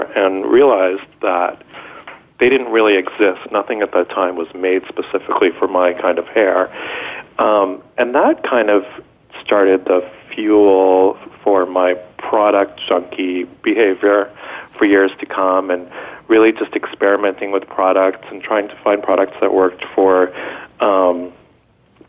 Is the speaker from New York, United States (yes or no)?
yes; Westchester, New York, United States; also born or lived in Israel; I was born in Israel, and we moved here when I was a little boy. And I grew up in Westchester, New York